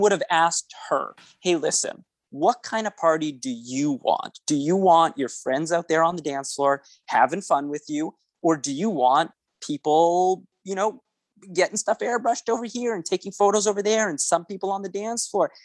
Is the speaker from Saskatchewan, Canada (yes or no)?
no; Winnipeg, Manitoba, Canada; accent: Canadian; I'm from Winnipeg, Manitoba, Canada